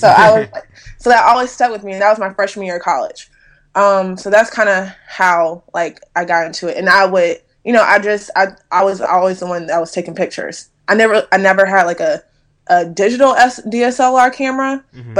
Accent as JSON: {"language": "English", "town": "Durham", "region": "North Carolina", "country": "United States", "moved": "yes", "lives_now": "Charlotte, United States", "said": "I am originally from Durham, North Carolina. I currently reside in Charlotte, North Carolina"}